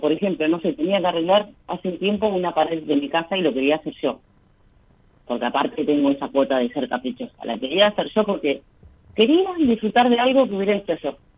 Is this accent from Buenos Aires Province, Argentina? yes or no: yes; Bahía Blanca, Buenos Aires Province, Argentina; De Bahía Blanca